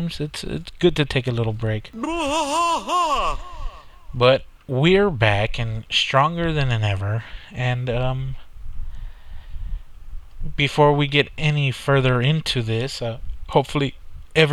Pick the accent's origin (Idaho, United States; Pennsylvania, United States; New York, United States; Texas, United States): Texas, United States; South; we're from South Texas